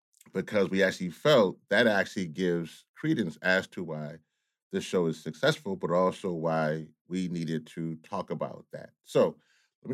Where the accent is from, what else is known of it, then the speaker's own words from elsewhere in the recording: Louisiana, United States; I'm from Louisiana